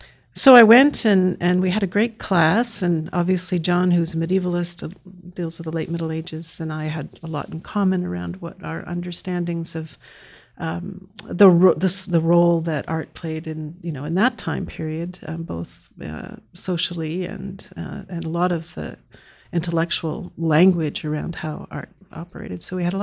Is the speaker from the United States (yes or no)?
yes; Boston, Massachusetts, United States; I grew up in the Boston area.